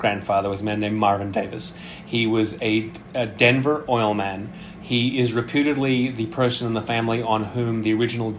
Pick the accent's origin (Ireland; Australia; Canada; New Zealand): Australia; moved away as an adult; now in New York City, United States; I am Australian, but I have lived in New York City for 23 years now.